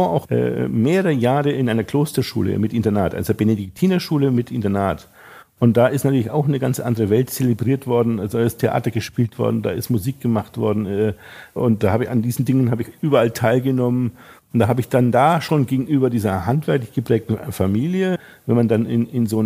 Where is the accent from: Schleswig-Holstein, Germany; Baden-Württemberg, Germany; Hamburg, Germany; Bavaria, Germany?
Bavaria, Germany; Wolframs-Eschenbach; Äh, in, in, Franken, in der Nähe von Nürnberg, südwestlich von Nürnberg. Es also ist ein kleines Städtchen, Wolframs-Eschenbach heißt das. Und da hatten wir eben diesen Gasthof und die Metzgerei